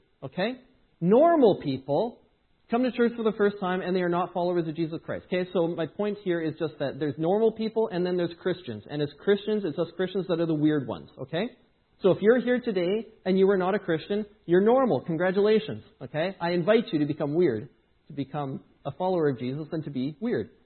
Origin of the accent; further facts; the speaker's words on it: Edmonton, Alberta, Canada; moved away; I grew up in Edmonton